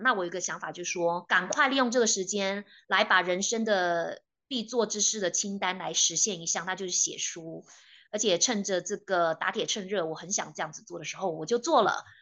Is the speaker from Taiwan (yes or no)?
yes; Taiwan; moved away as an adult; now in Canada; 我从台湾来的加拿大的公民